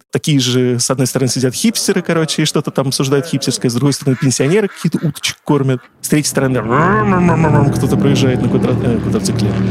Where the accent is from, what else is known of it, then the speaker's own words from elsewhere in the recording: Saratov, Saratov Oblast, Russia; moved away as an adult; now in Moscow, Russia; Я как москвич с 20-летним стажем, могу сразу сказать, я сам не из Москвы. И первые 20 лет я провел, например, в городе Саратове